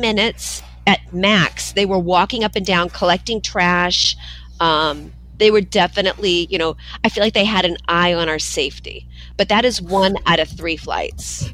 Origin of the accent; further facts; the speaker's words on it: California, United States; moved away; I was from California